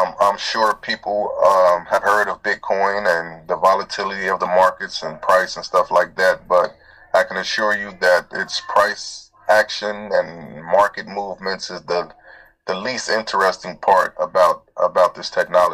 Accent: Cincinnati, Ohio, United States; also born or lived in Atlanta, Georgia; I was born in Georgia, in the Atlanta area. And, I've been in Cincinnati my whole life

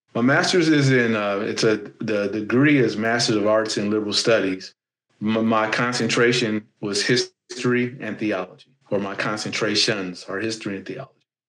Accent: Gary, Indiana, United States; I'm a guy from Gary, Indiana

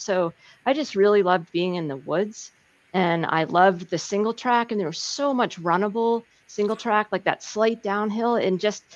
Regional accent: Erie, Pennsylvania, United States; moved away; I grew up in Western Pennsylvania

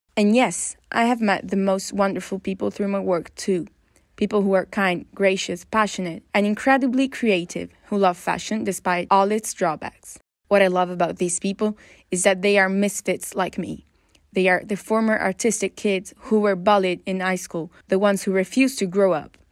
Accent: northern Italy, Italy; I come from Northern Italy

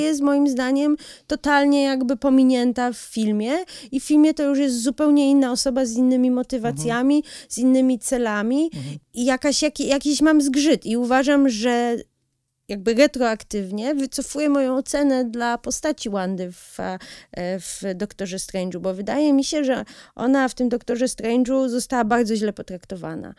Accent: United States; now in Poland; ja się w, w, wychowałam, du, lwią część mojego dzieciństwa spędziłam w Stanach

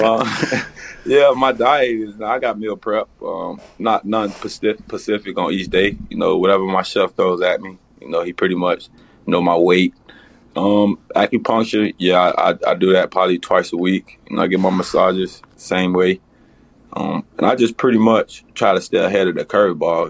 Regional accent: Miami, Florida, United States; I'm from Miami

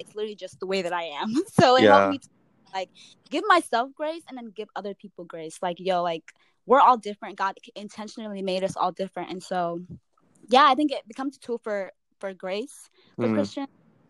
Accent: United States; born or raised there; also born or lived in Nigeria

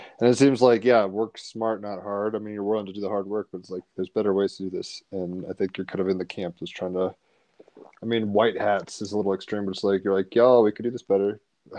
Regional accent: United States; as an American

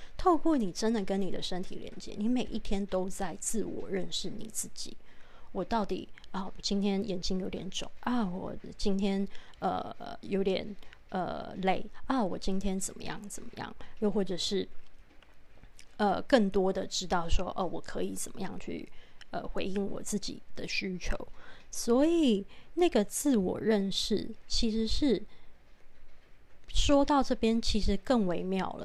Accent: Taipei, Taiwan; 因为我是台北人

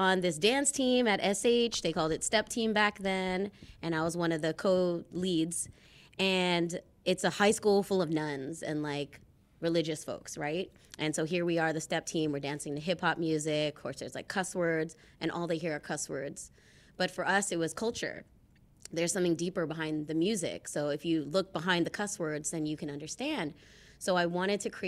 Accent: United States; as a Filipino, Japanese American, I grew up going to hella family parties.

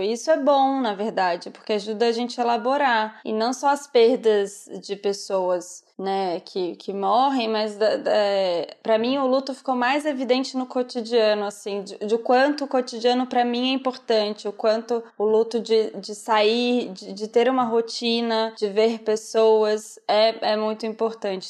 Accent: Brazil; moved away as an adult; Eu vivo a realidade do Brasil porque sou brasileira

